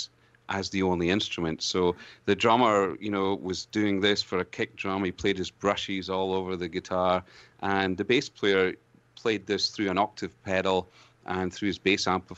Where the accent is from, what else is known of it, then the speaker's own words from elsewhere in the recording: Scotland, United Kingdom; accent: brogue; now in Canada; as a Scotsman to discover more about this amazing country that I live